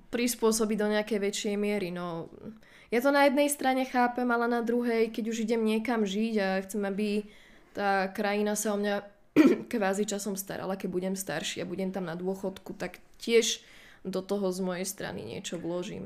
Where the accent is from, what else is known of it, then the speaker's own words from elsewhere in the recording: Slovakia; my sme Slováci